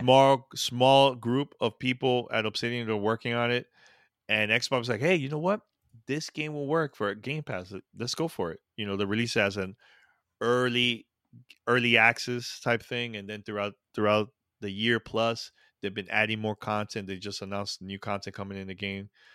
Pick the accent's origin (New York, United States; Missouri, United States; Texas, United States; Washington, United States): New York, United States; New York City; I grew up in that, that, you know, New York City